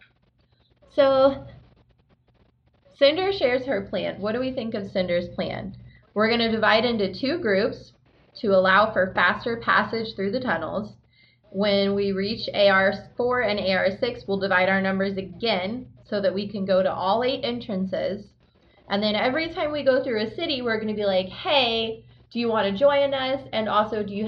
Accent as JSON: {"language": "English", "region": "Illinois", "country": "United States", "tie": "born or raised there", "also_born_or_lived": "California", "said": "We moved from California to Illinois when I was 5"}